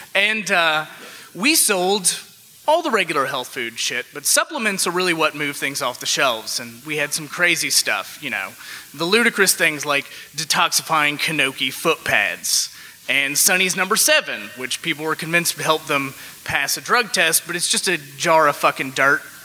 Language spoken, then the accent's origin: English; Alabama, United States; now in Chicago, United States; I moved to Chicago from Alabama